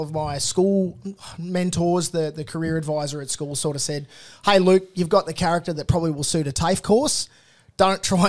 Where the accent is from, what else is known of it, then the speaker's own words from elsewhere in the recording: Cowra, New South Wales, Australia; I grew up in country New South Wales in Cowra.